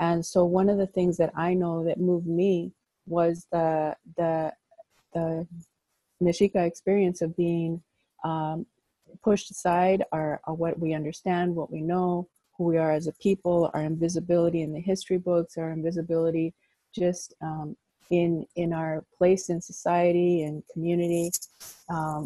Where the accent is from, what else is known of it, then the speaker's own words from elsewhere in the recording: Los Angeles, California, United States; moved away as an adult; also born or lived in Chicago; I grew up in Pacoima